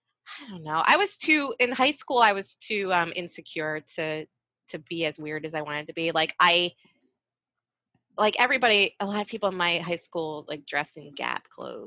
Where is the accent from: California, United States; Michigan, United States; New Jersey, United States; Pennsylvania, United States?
Pennsylvania, United States; West Chester; moved away as an adult; also born or lived in New York; So Westchester, it's a suburb outside of Philly.